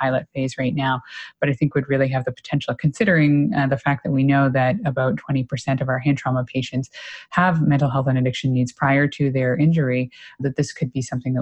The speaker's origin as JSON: {"language": "English", "town": "Clementsvale", "region": "Nova Scotia", "country": "Canada", "tie": "born or raised there", "moved": "yes", "lives_now": "Toronto, Canada", "said": "I grew up in a very small town in rural Nova Scotia"}